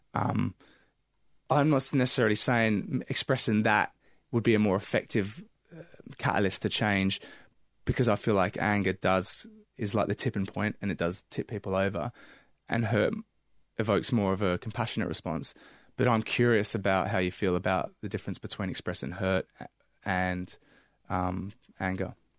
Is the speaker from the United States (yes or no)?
no; England, United Kingdom; now in Australia; growing up in England